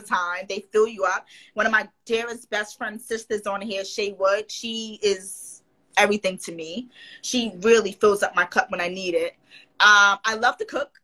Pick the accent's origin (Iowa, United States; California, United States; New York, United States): New York, United States; I'm from New York